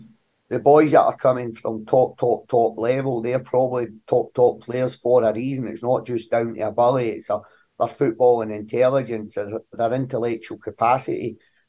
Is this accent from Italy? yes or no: no; Glasgow, Scotland, United Kingdom; the Govan shipyards, growing up in Govan. Like myself, like sharing a bedroom with my younger brother most of my life.